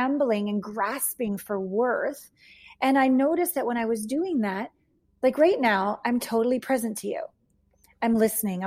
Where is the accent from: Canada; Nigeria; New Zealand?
Canada; moved away as an adult; also born or lived in Los Angeles / Japan / New York; I left home. I'm from Canada.